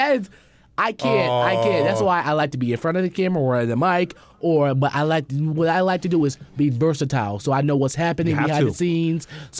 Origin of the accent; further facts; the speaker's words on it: Connecticut, United States; moved away as an adult; I'm from Connecticut, so far away.